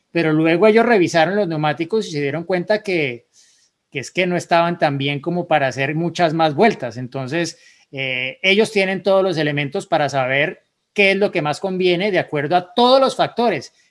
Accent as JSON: {"language": "Spanish", "country": "Guatemala", "said": "soy de Guatemala"}